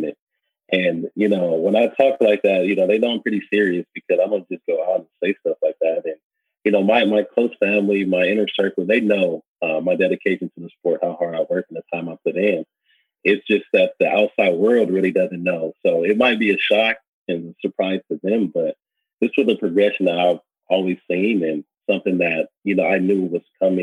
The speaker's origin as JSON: {"language": "English", "town": "Los Angeles", "region": "California", "country": "United States", "tie": "born or raised there", "said": "I come from South Central LA, so nothing was ever handed to me"}